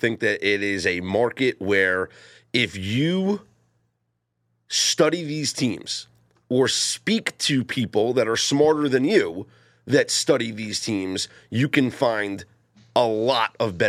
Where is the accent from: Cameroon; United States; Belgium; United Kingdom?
United States; New York; Growing up in the Northeast, it is not a college football haven. Well, in the New York City metropolitan area, it's not, because all we have is Syracuse, which is many, many hours away from New York City.